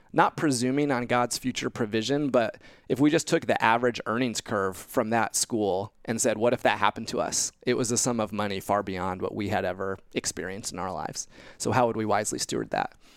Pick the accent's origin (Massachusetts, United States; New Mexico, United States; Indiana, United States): Indiana, United States; growing up in Indiana, uh, came to faith at a young age, age eleven at church camp, uh, in Indiana